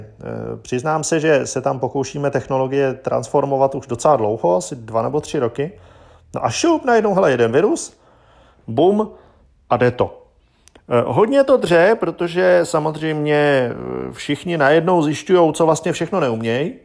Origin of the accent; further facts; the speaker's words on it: Czechia; my u nás v Čechách